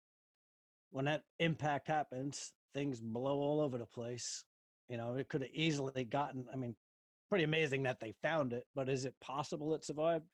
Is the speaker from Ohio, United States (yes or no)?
no; Long Island, New York, United States; I grew up in New York